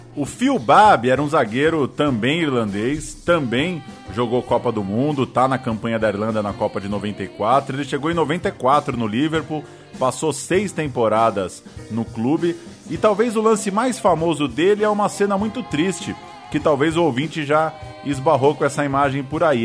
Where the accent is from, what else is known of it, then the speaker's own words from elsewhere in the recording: Brazil; lá na Rua Israel Pinheiro 88, onde eu cresci